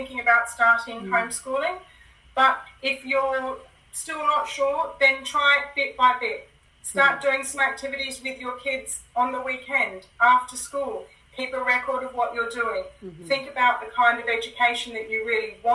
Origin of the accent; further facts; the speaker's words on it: Australia; also born or lived in Hong Kong; now in United Kingdom; I'm actually from Australia, but I live in the UK, and we lived in Hong Kong for a little while.